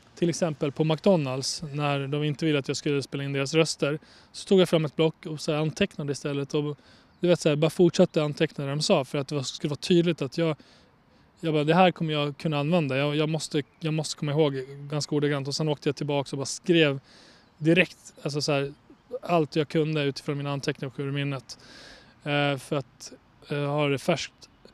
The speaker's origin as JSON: {"language": "Swedish", "town": "Borlänge", "region": "Dalarna County", "country": "Sweden", "tie": "born or raised there", "also_born_or_lived": "Kosovo", "said": "jag är från Bålänge, vuxit upp i Bålänge"}